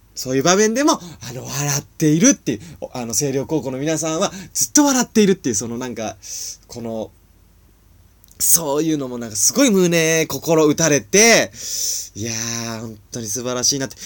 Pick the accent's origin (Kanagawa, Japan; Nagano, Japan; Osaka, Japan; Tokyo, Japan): Nagano, Japan; 長野県出身なんですね